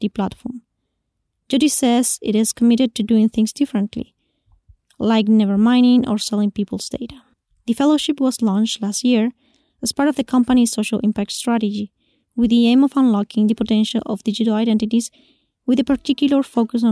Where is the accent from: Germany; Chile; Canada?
Chile; now in Argentina; originally from Chile, but now living in Argentina.